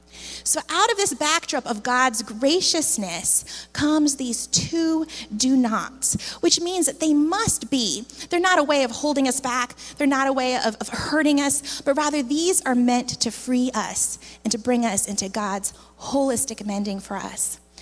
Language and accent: English; Philippines; moved away as an adult; I came from the Philippines where I had grown up